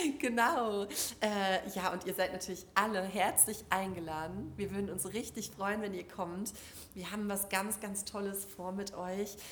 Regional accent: Duisburg, North Rhine-Westphalia, Germany; aus Duisburg, ähm, da wo ich herkomme

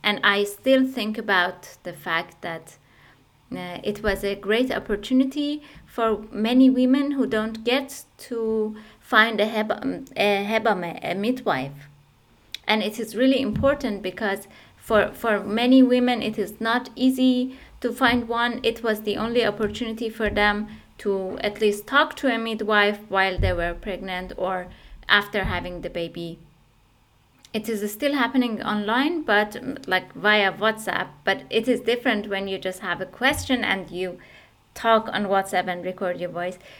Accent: Iran; moved away as an adult; also born or lived in Turkey; now in Essen, Germany; I originally come from Iran

